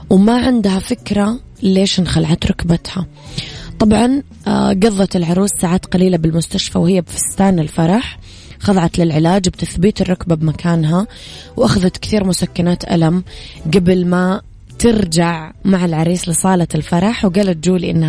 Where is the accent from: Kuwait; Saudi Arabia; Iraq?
Saudi Arabia; Najran, Najran Province; العيد المقبل إن شاء الله نبيك تعيدين عندنا بنجران عشان يصير العيد عيدين